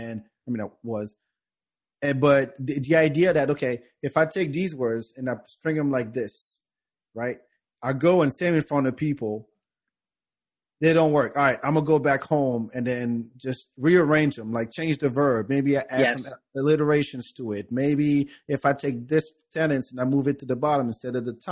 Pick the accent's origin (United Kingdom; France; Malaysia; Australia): France; moved away; I grew up in France